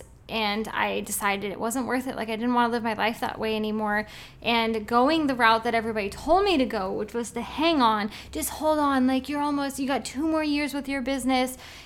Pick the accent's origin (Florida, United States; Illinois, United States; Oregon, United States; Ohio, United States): Oregon, United States; I'm from Oregon